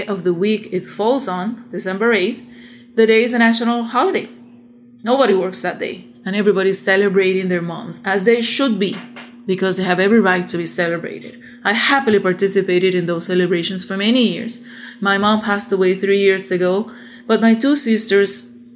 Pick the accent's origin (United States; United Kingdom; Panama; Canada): Panama; I am from Panama, Republic of Panama